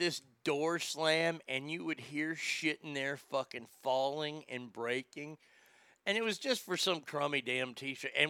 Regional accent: Dallas, Texas, United States; moved away as an adult; also born or lived in Reno / Sacramento; when I was growing up in Dallas

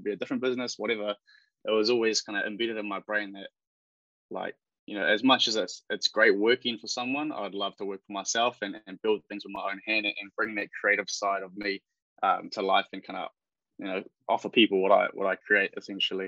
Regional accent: Upper Hutt, Wellington, New Zealand; also born or lived in Porirua; Grew up in Upper Hutt. My mum's Filipino, my dad's from London. But I'm a Kiwi kid, man

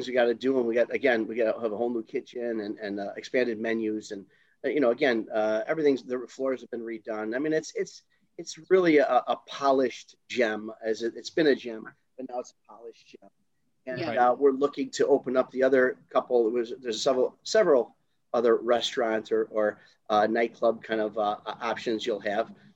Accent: Chicago, Illinois, United States; now in St. Charles, United States; I am originally from Taylor Street in Chicago.

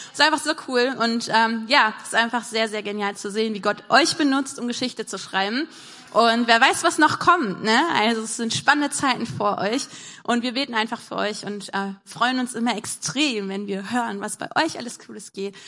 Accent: Wuppertal, North Rhine-Westphalia, Germany; bei uns in Wuppertal

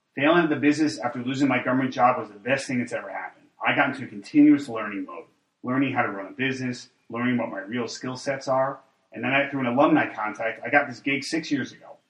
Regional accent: Texas, United States; as a Texan

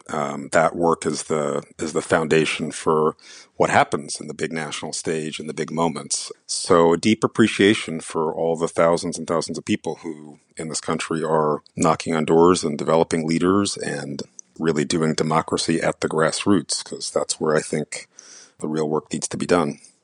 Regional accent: New York City, New York, United States; also born or lived in India; I grew up in the Bronx

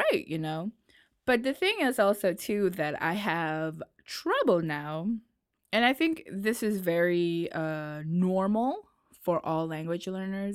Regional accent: New York, United States; accent: New York; also born or lived in Nashville, Tennessee; now in France; I was born and lived in New York, and then I had to move to Tennessee

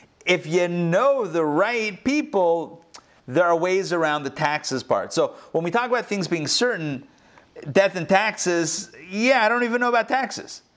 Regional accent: Pittsburgh, Pennsylvania, United States; now in Atlanta, United States; I grew up in Pittsburgh.

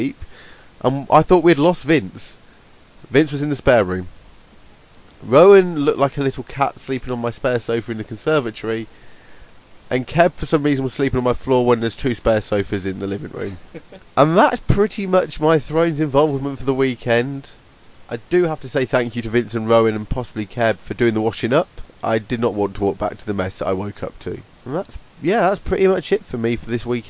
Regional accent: Brigstock, East Midlands, United Kingdom; I'm from Brigstock

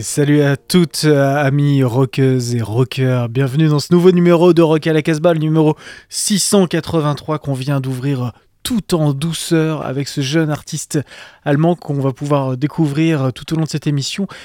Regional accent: France; chez nous en France

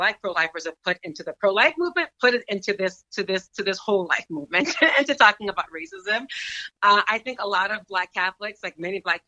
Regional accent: United States; I am American

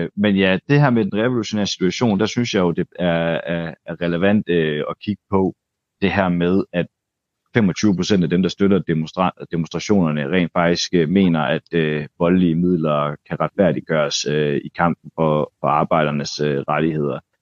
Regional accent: Denmark; nu kommer jeg her som dansker

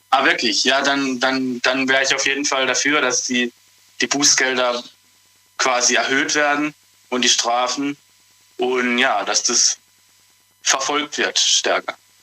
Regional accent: Freiburg, Baden-Württemberg, Germany; ich komme aus Freiburg

